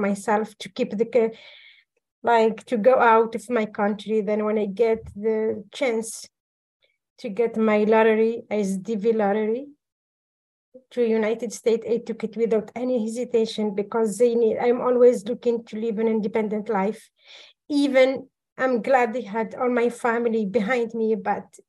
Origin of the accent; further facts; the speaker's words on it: Algeria; moved away as an adult; I am from Algeria, North Africa.